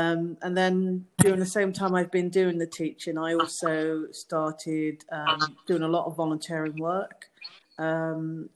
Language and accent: English; London, United Kingdom; moved away as an adult; also born or lived in New York / Plymouth; I was born in London, in Southeast London, to Jamaican parents